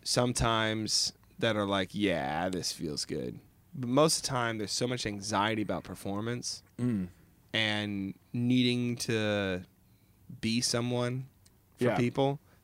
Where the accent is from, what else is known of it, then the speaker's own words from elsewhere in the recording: Seattle, Washington, United States; we're in a band. We're from Seattle or whatever.